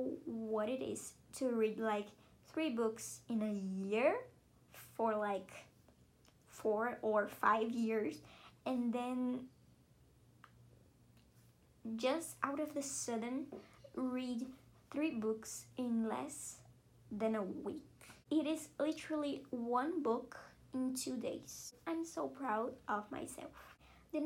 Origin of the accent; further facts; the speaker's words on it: Brazil; I'm from Brazil